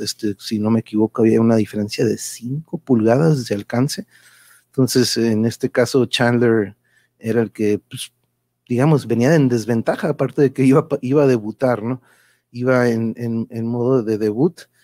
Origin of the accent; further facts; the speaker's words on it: Tijuana, Baja California, Mexico; also born or lived in Mexico City; vengo de Tijuas